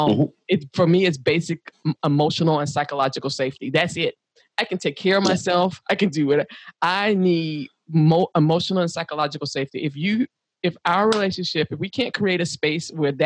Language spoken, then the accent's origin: English; United States; I'm African American, because I'm from the United States